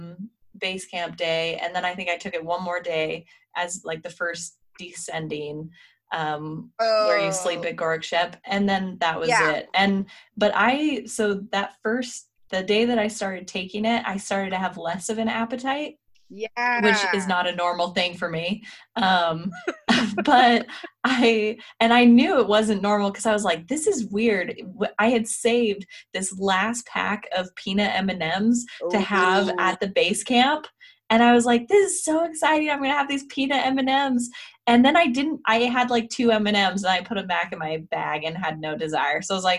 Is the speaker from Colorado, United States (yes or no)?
yes; Colorado, United States; now in Salt Lake City, United States; I grew up in Colorado as well, which was even a little bit higher than here in Salt Lake